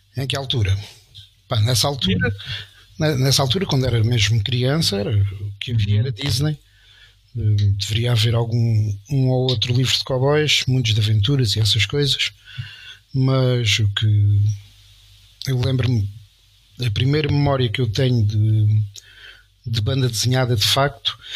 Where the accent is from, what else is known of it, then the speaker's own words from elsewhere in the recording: Estremoz, Alentejo, Portugal; lá de Estremoz, da minha terra